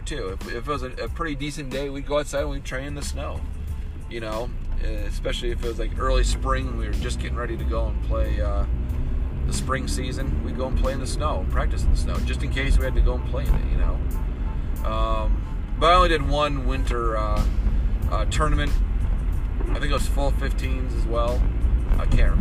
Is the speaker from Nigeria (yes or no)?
no; Michigan, United States; Growing up in Michigan